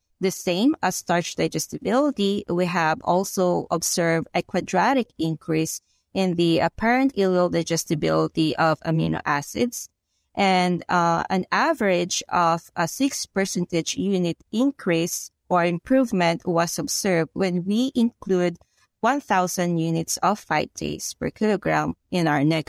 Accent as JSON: {"language": "English", "country": "Philippines", "moved": "as an adult", "lives_now": "United States", "said": "I'm from the Philippines. So I did my bachelor's and my master's degree in animal science in the Philippines. And 2016, I moved here in the United States to pursue PhD here in University of Illinois."}